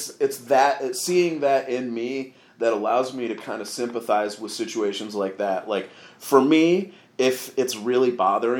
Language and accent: English; Grand Rapids, Michigan, United States; My hometown is Grand Rapids